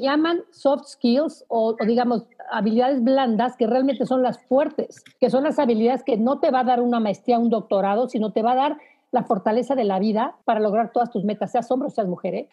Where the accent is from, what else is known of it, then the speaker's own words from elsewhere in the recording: Mexico; como mexicanos nada más estamos dos